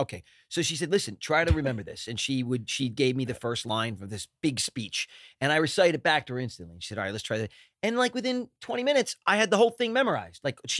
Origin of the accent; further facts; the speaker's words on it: Philadelphia, Pennsylvania, United States; now in Los Angeles, United States; We're from Philly.